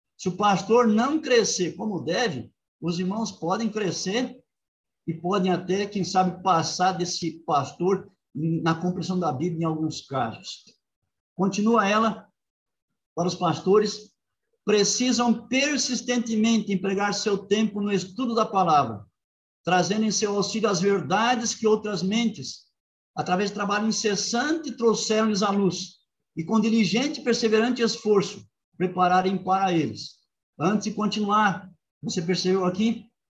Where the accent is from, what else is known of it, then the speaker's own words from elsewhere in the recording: Rio Grande do Sul, Brazil; now in Engenheiro Coelho, Brazil; minha terra, Rio Grande do Sul